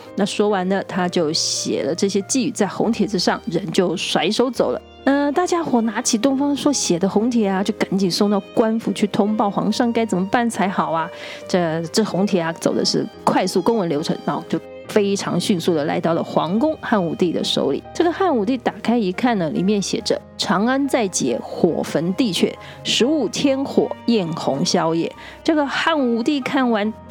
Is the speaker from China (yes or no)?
no; Tainan, Taiwan; 我的家乡台南盐水